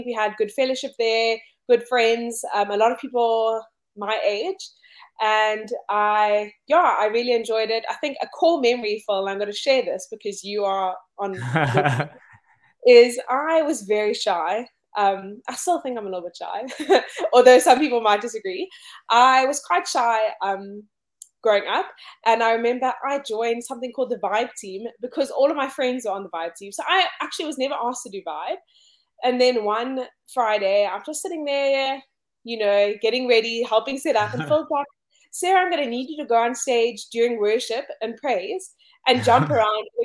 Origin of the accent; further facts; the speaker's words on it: Cape Town, Western Cape, South Africa; I grew up here in Cape Town, South Africa